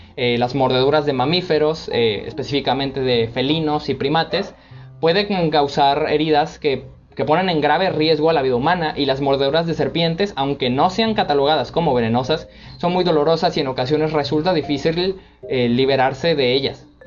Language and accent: Spanish; Córdoba, Veracruz, Mexico; el caso de mi ciudad, en, en, Córdoba